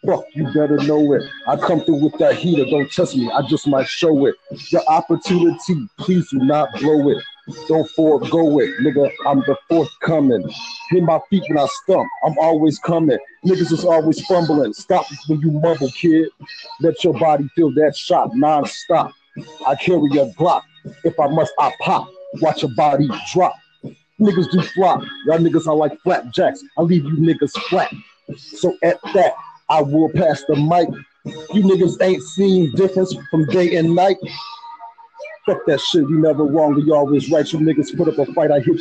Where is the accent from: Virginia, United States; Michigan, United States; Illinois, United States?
Illinois, United States; Chicago; I'm from the Chi